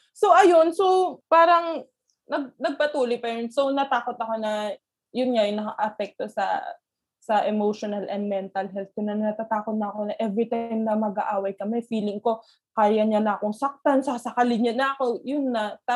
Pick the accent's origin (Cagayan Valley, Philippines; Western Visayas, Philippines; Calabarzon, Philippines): Cagayan Valley, Philippines; Bayombong; sa Bayombong, sa, sa province namin